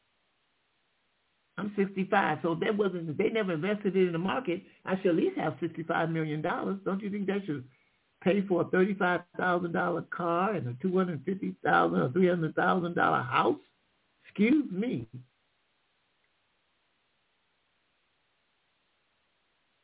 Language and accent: English; Michigan, United States; I'm from Michigan